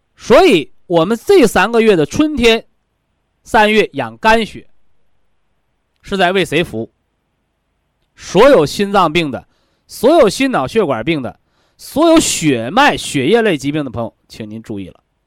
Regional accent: China; 我们都是中国人

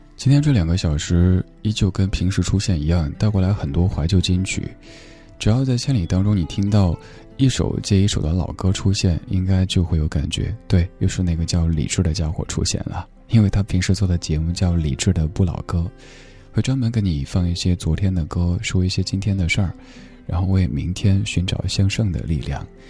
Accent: Chengdu, Sichuan, China; moved away; 我的家乡也在成都，好久没有回成都了，挺想念的

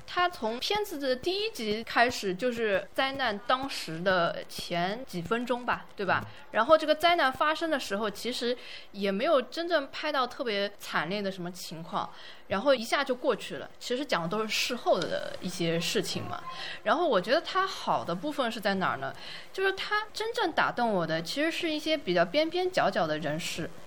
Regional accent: southern China, China; 我是南方人

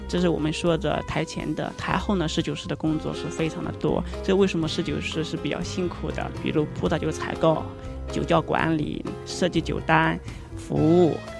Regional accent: foot of Mount Tai, Shandong, China; moved away; 我是出生在泰山脚下，从小就接受了泰山文化，还有儒家文化

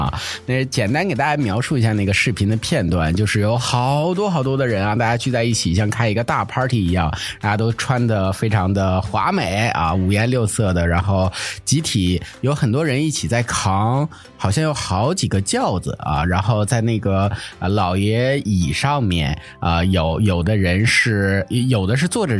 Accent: Northeast China, China; 我们东北那边的仪式就显得比较贫乏啊。

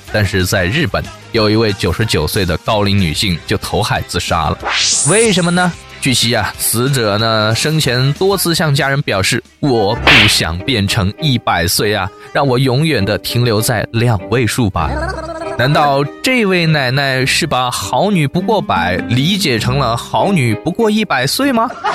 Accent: China; 车里头坐的可是我们中国人呐

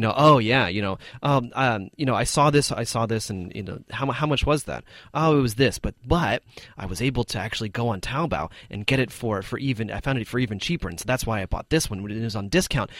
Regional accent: United States; moved away as an adult; now in China; I'm from America

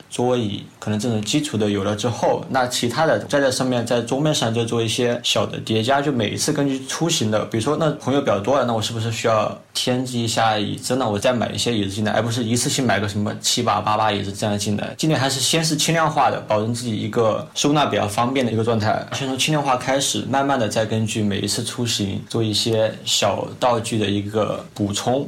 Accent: Guangxi, China; 我是从广西过来的

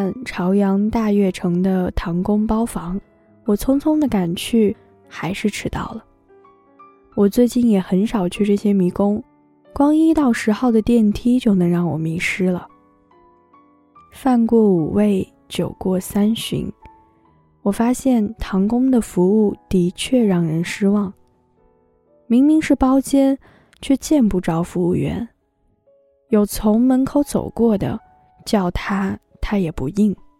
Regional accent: Tianshui, Gansu, China; 我说我也是甘肃的，甘肃天水。

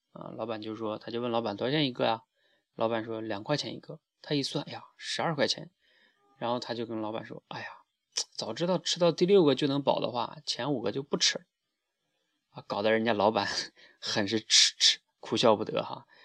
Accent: Northeast China, China; 在我们东北这边

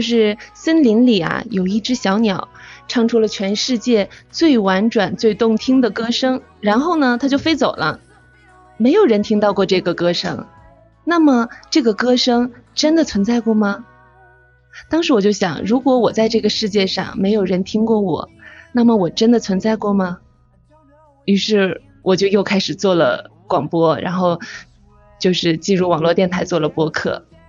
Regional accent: Inner Mongolia, China; 我是内蒙古的

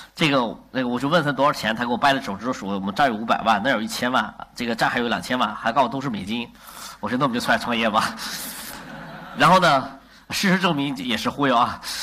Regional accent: China; 我们作为中国人

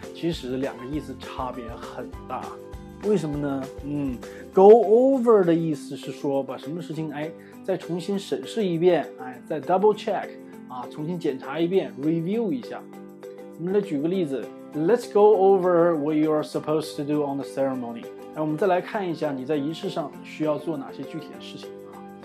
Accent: Northeast China, China; 我们东北人

